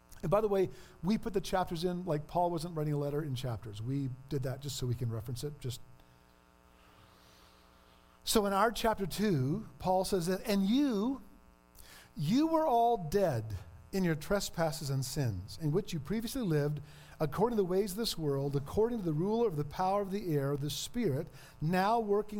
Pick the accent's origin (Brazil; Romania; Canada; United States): Canada; Ontario; moved away; I'm from Ontario.